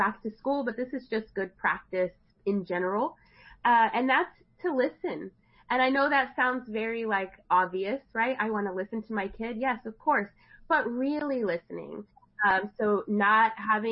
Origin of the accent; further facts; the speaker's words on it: Austin, Texas, United States; also born or lived in Denton, Texas; I grew up in the Austin area